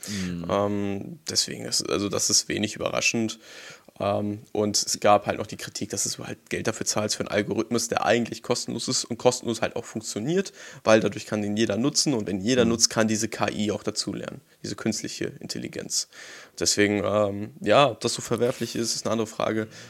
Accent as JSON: {"language": "German", "region": "Hamburg", "country": "Germany", "said": "als Hamburger Jung"}